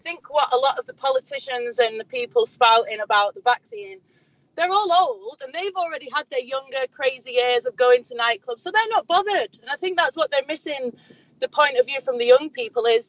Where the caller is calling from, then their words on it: Manchester, North West England, United Kingdom; I'm calling from Manchester.